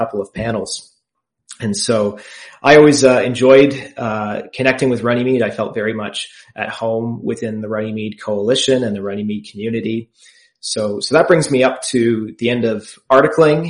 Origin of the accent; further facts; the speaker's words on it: Cambridge, Ontario, Canada; I was born and raised in Cambridge, Ontario. Waterloo region is home for me